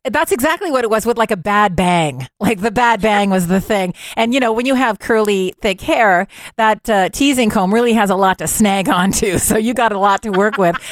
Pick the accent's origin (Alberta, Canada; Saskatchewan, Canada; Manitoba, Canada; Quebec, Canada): Quebec, Canada; Montreal; also born or lived in Ontario; now in Ottawa, Canada; I would consider my hometown to be Montreal, even though technically I spent my elementary years in Ontario, but I went to high school, Cégep, University of Montreal